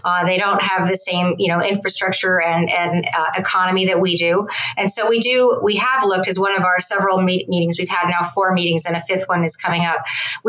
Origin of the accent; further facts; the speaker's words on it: Philadelphia area, Pennsylvania, United States; I'm from Pennsylvania in Philadelphia area